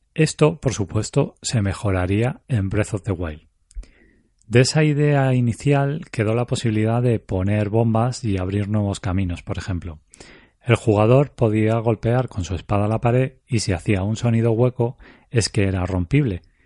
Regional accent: Spain; yo soy español

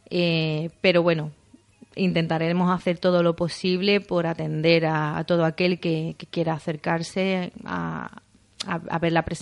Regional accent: Isla Cristina, Andalusia, Spain; libro hablo muchísimo de mi pueblo, eh, hay un vínculo directo muy grande entre, entre la protagonista y, y, mi pueblo. Y bueno, tenía que ser aquí porque la primera no podía ser en otro sitio. Tenía que rendir un poco un homenaje a Isla Cristina

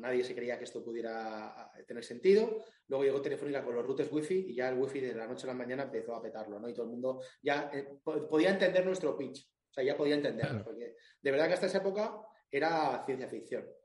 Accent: Alicante, Valencian Community, Spain; yo soy de Alicante

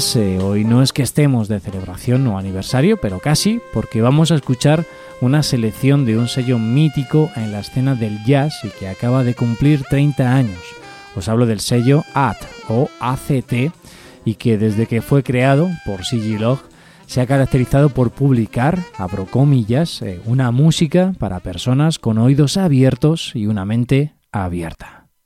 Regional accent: Spain; aquí en España

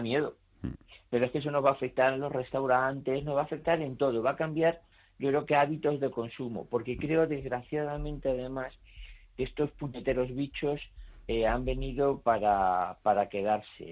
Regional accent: Spain; also born or lived in Madrid; soy español

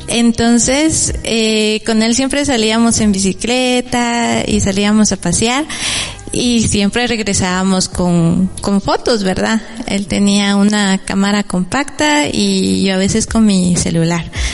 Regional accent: San Juan Comalapa, Chimaltenango, Guatemala; mi pueblo

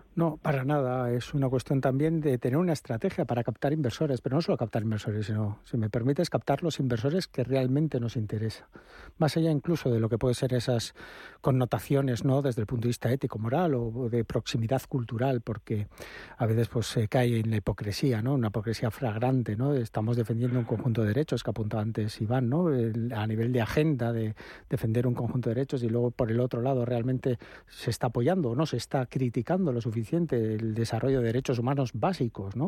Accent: Spain; now in Madrid, Spain; estamos ah, en, España, somos todos españoles

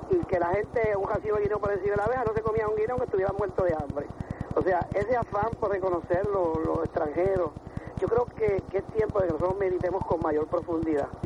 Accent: Puerto Rico; reconocer eh, eh a Puerto Rico como, nación, como mi tierra, como mi patria

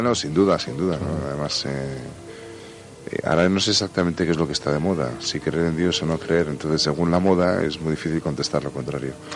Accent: Barakaldo, Basque Country, Spain; fueron a parar a Baracaldo, que es una industrial allí en Vizcaya. Y allí nací yo.

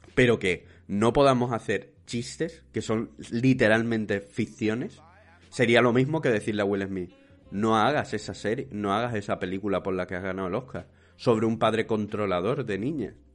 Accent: Spain; somos los españoles y especialmente los andaluces

